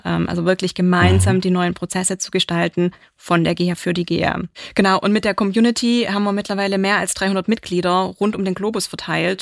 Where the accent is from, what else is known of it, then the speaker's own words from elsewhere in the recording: Swabia, Germany; ich bin gebürtiger Schwabe